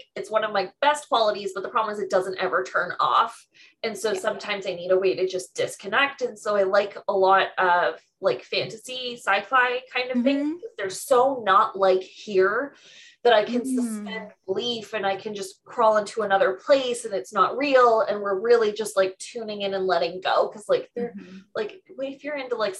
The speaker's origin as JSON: {"language": "English", "country": "Canada", "said": "I'm Canadian"}